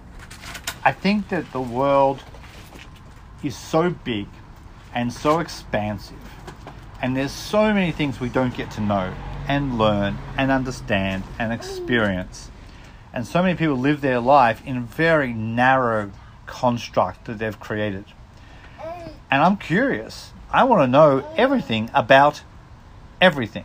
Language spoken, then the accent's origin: English; Australia; also born or lived in Mexico; now in United States; I'm Australian, living in the US.